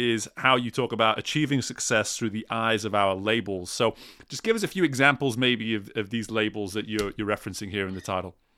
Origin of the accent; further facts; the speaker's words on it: England, United Kingdom; I'm from England